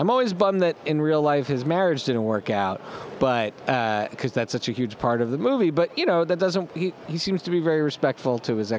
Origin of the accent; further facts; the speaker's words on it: Montreal, Quebec, Canada; We grew up in Montreal